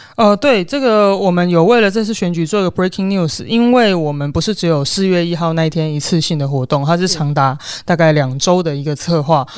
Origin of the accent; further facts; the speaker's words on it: Penghu County, Taiwan; 我们是生活在一个群岛里面一起长大的一群人